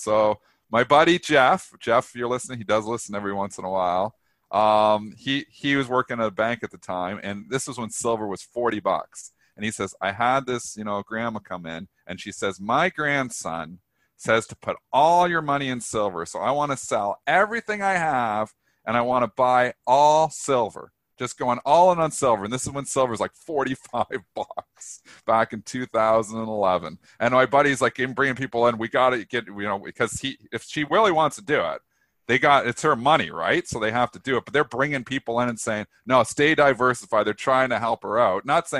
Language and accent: English; Canada; I'm Canadian. I take U.S. geography. Jeez. I know where Vancouver is. It's in BC.